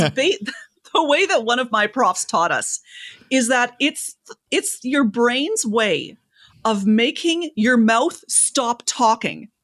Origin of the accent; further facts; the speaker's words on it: Canada; I'm Canadian